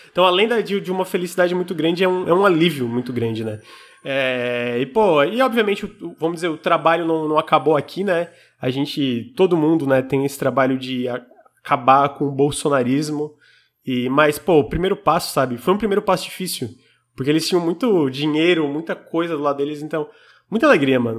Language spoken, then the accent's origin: Portuguese; Criciúma, Santa Catarina, Brazil; Eu sou de Santa Catarina, especialmente Criciúma